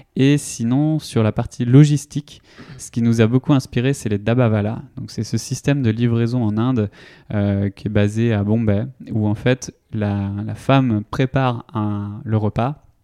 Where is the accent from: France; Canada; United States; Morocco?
France; Vitré, Brittany; moved away as an adult; also born or lived in India; now in Nantes, France; je viens de Vitré, une ville dans, en Ille-et-Vilaine